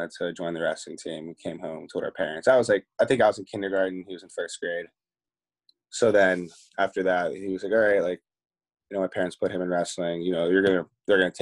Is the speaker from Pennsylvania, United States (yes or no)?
yes; Pittsburgh, Pennsylvania, United States; I'm from Pittsburgh. So, I grew up city of Pittsburgh, right outside. Little town called Oakwood, like, it's in the city.